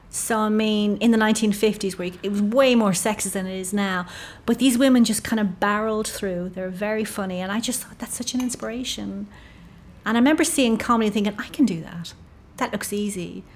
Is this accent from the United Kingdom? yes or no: no; Ireland; I'm Irish